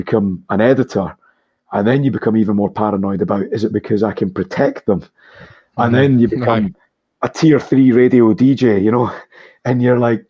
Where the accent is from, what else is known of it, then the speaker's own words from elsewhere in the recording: Scotland, United Kingdom; being Scottish and where we grew up